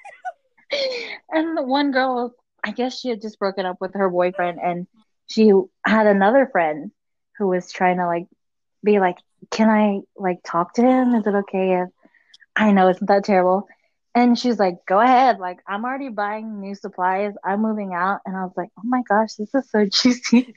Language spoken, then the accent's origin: English; United States; also born or lived in Kosrae, Micronesia; I was born here in America, so I've been here my whole life